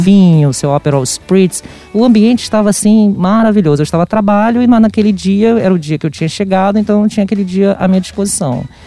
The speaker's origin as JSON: {"language": "Portuguese", "country": "Brazil", "also_born_or_lived": "Rio de Janeiro", "said": "aqui como brasileiro"}